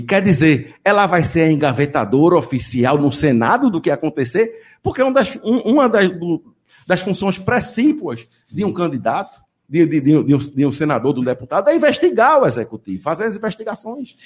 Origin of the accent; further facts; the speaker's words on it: Northeast Region, Brazil; accent: nordestino; eu tenho um sotaque nordestino e não escondo